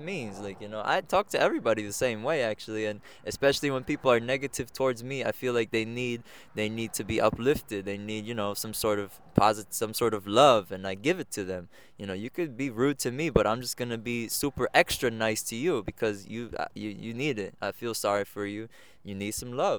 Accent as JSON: {"language": "English", "town": "Egg Harbor Township", "region": "New Jersey", "country": "United States", "said": "I'm from Egg Harbor Township, New Jersey. But as if we're speaking about culture, Colombia is where I'm from."}